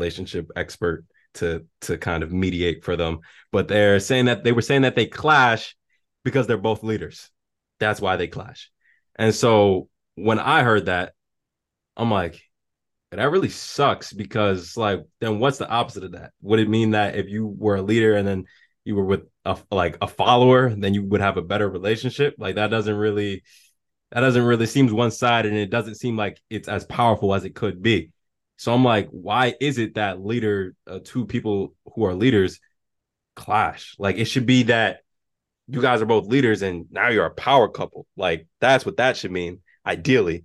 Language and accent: English; New York, United States; I'm from New York